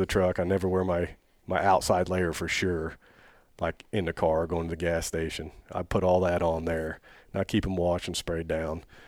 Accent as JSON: {"language": "English", "town": "Oak Grove", "region": "Missouri", "country": "United States", "tie": "born or raised there", "said": "I grew up in Oak Grove"}